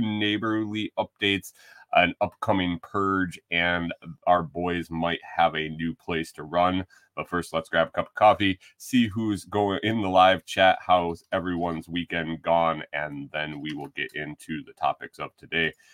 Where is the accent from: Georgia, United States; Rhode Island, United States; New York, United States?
New York, United States; moved away as an adult; now in Tennessee, United States; when I grew up in New York